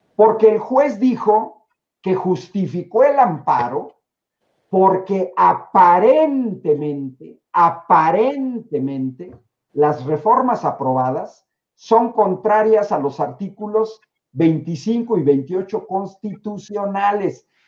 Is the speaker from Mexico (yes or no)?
yes; Mexico; mi país